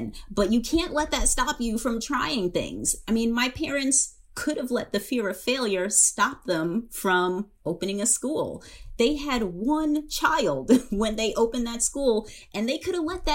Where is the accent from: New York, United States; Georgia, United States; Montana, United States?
New York, United States; Long Island; I grew up in Long Island and in New York